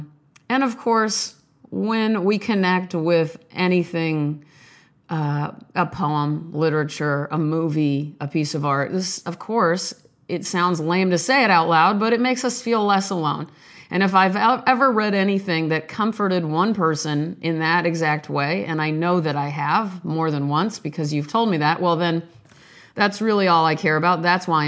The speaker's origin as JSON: {"language": "English", "town": "Omaha", "region": "Nebraska", "country": "United States", "tie": "born there", "lives_now": "Beverly Hills, United States", "said": "I hail from the 90210, sort of, by way of Omaha, Nebraska, where I was born in St. Joseph's Hospital, April 30th, 1977, 8:58 p.m."}